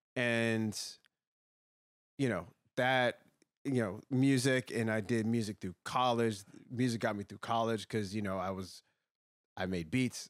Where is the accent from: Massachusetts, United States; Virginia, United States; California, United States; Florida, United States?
Virginia, United States; Woodbridge; I grew up in Woodbridge, Virginia